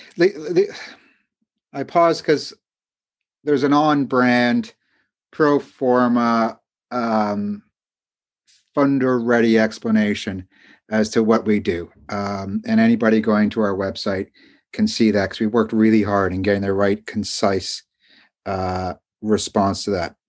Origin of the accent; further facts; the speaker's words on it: Canada; moved away as an adult; also born or lived in London, England; although I'm American, I grew up in Canada